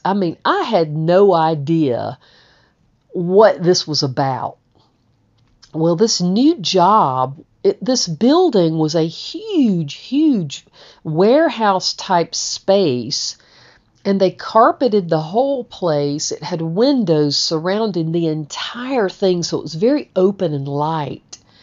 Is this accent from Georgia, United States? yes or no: yes; Georgia, United States; I'm from Georgia.